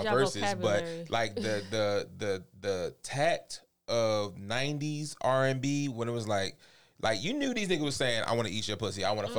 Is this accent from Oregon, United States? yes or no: no; Baltimore, Maryland, United States; me growing up in Baltimore City